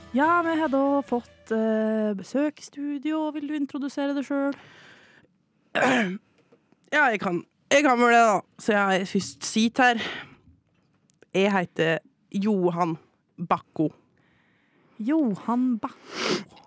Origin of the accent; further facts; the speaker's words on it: Vang, Innlandet, Norway; now in Oslo, Norway; Jeg er fra Vang